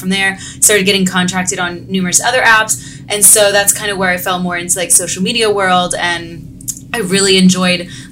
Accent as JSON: {"language": "English", "town": "Fairfax", "region": "Virginia", "country": "United States", "tie": "born or raised there", "also_born_or_lived": "New York City", "moved": "yes", "lives_now": "Los Angeles, United States", "said": "I'm originally from Fairfax, Virginia, which is like right outside of DC."}